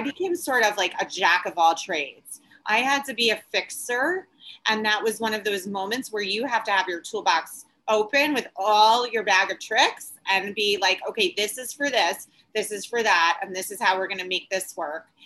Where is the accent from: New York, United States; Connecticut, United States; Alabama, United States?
New York, United States; Long Island; now in New York City, United States; I grew up in Long Island